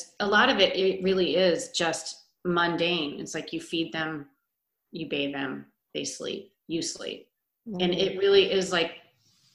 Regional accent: Omaha, Nebraska, United States; I grew up in Omaha

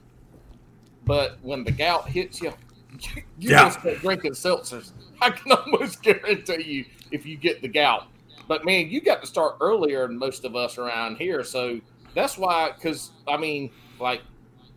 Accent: South Carolina, United States; also born or lived in Augusta, Georgia; I grew up down in South Carolina

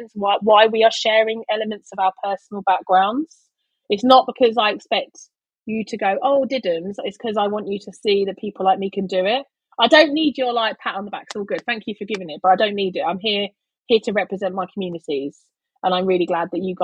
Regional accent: London, United Kingdom; I'm from East London

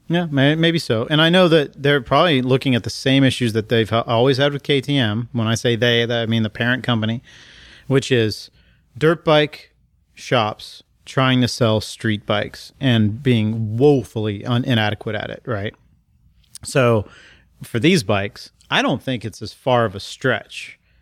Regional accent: College Station, Texas, United States; I grew up in College Station, Texas

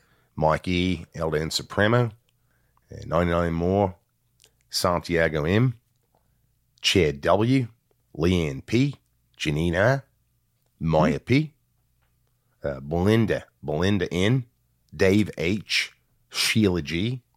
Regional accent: Sweden; I don't do it Swedish. I'm from Sweden.

